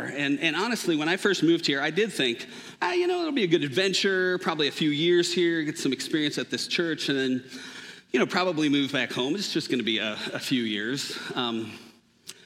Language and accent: English; Minnesota, United States; moved away; I grew up in Minnesota and was there from the time I was born